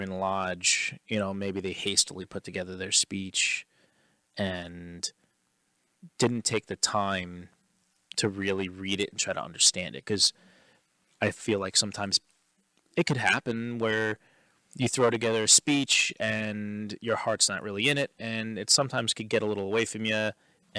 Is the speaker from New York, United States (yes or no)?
yes; New York, United States; we're from New York